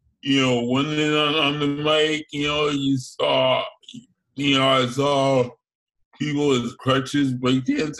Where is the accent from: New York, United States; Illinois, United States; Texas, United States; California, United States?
New York, United States; Growing up in New York